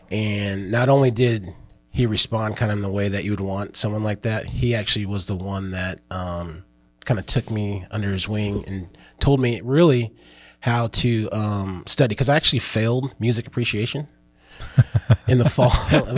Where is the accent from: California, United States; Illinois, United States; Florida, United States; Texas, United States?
Illinois, United States; born there; also born or lived in North Carolina / Philippines / Germany; I was born in Illinois. And then we went to North Carolina and then went to Philippines.